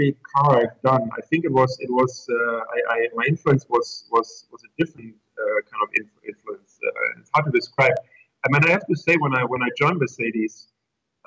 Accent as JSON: {"language": "English", "country": "Germany", "tie": "born or raised there", "also_born_or_lived": "Coventry, England", "second_language": "English", "moved": "as an adult", "said": "as you can, probably hear by the accent and by the name, I was born in Germany. In a rural area"}